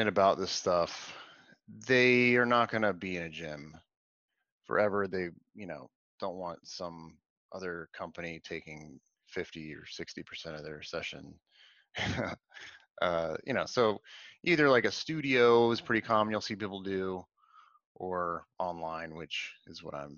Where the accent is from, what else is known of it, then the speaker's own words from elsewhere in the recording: Atlanta, Georgia, United States; also born or lived in Washington, D.C.; now in Raleigh, United States; I'm originally from Atlanta